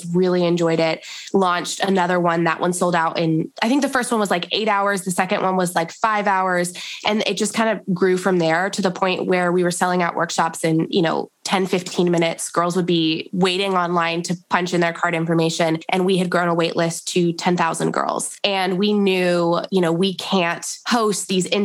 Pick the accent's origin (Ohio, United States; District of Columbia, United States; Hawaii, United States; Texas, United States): Ohio, United States; moved away; also born or lived in Northern California; I was from Ohio